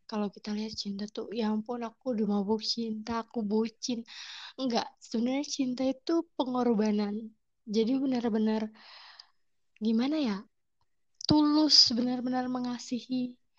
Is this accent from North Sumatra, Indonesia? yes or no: no; Papua, Indonesia; moved away as an adult; Jadi kebetulan tuh aku orang Batak kan, orang Medan nih. mama bapakku Medan Tulen nih. Terus suatu ketika, suatu hari eh, bapakku tuh dipindahin tugas ke Papua gitu. Nah, di Papua itulah aku lahir dan besar bertumbuh di sana